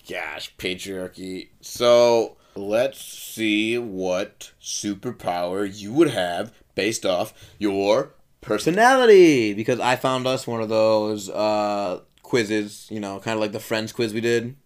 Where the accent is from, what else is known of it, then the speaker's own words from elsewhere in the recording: Milwaukee, Wisconsin, United States; I was at Nicolay High School in Milwaukee, Wisconsin.